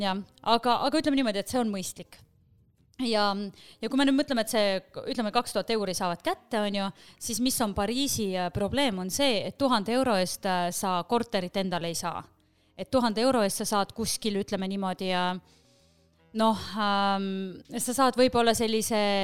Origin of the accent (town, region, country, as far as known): Estonia; born or raised there; moved away as an adult; also born or lived in Paris, France